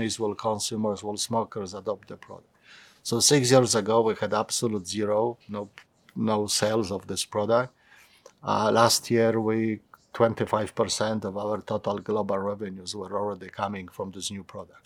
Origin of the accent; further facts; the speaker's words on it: Poland; also born or lived in London; my hometown